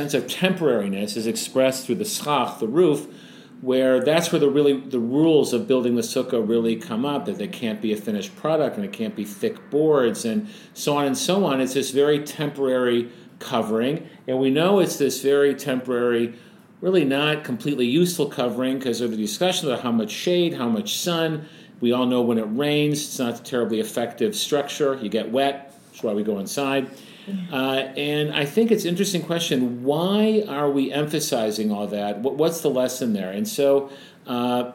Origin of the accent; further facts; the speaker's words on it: United States; many of us growing up in the States